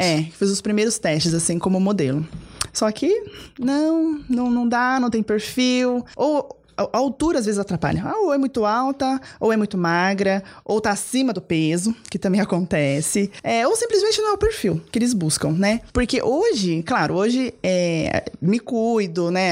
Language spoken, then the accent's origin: Portuguese; Cotia, São Paulo, Brazil; Eu moro em Cotia, né? Nasci, cresci lá, vivi lá, meus pais, minha família toda são de lá